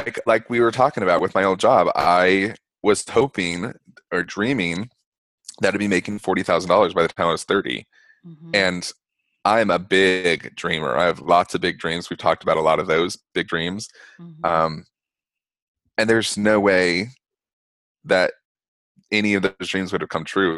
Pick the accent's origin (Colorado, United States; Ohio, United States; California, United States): Colorado, United States; Denver; now in Provincetown, United States; I'm from Denver